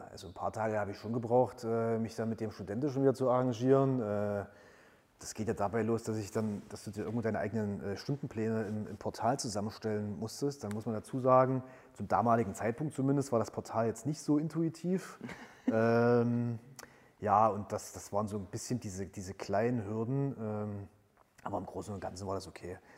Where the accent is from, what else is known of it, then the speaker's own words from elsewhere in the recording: Halle, Saxony-Anhalt, Germany; nutze zusätzlich nochmal die Zeit äh, meiner Heimatstadt, die ich ja quasi während der Bundeswehrzeit jetzt nicht so intensiv erlebt habe, ähm, noch mal ein bisschen näher kennenzulernen und habe mich dann für einen Master äh, in Halle an der Martin-Luther-Universität